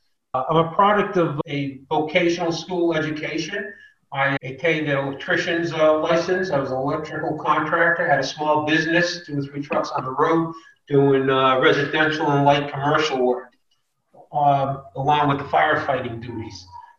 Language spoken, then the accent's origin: English; Worcester, Massachusetts, United States; moved away as an adult; now in Boynton Beach, United States; I grew up in Worcester, Massachusetts, central Massachusetts.